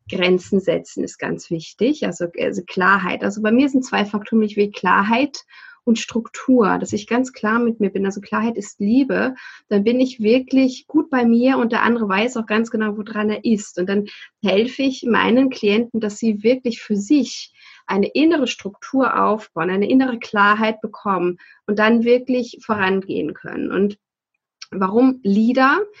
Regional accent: Saatrup, Schleswig-Holstein, Germany; also born or lived in Sylt; tatsächlich bin ich geboren auf Sylt. Ähm, bin dann groß geworden in Saatrup. Das ist ein ganz kleines Dorf in der Nähe von Flensburg, lebe aber seit fast 20 Jahren hier in Flensburg.

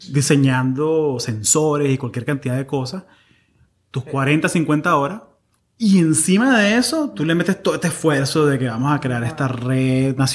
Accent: Maracaibo, Zulia, Venezuela; now in United States; somos, maracuchos.

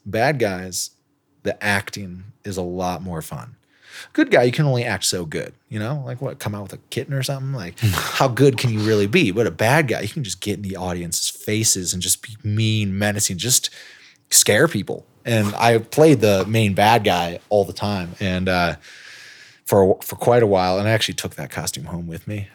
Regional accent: Elkhart, Indiana, United States; moved away as an adult; also born or lived in China; back to my hometown of Elkhart, Indiana

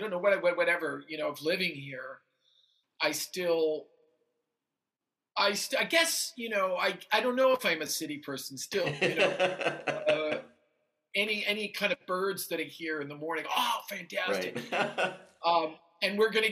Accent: Danbury, Connecticut, United States; now in New York City, United States; I'm from Danbury, Connecticut

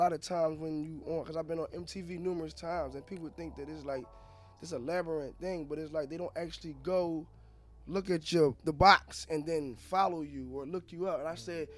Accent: Philadelphia, Pennsylvania, United States; I'm from North Philly.

